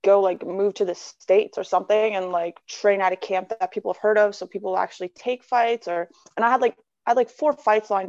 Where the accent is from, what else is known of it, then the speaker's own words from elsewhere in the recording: Canada; as a Canadian